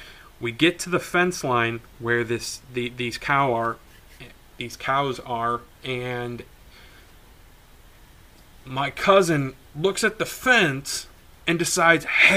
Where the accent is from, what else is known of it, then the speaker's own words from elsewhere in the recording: Wisconsin, United States; we're actually from Wisconsin